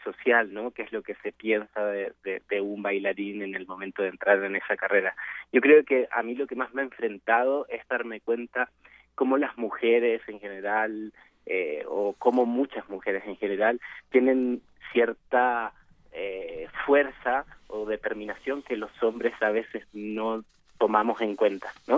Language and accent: Spanish; Chile; now in Mexico; yo soy chileno también